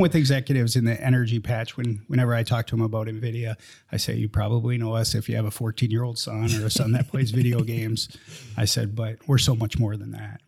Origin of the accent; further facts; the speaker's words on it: Minnesota, United States; moved away; I grew up in Minnesota. Never thought I'd leave, uh, Minnesota